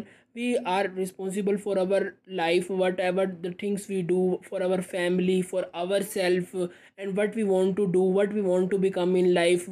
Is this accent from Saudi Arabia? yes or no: no; India; I am from India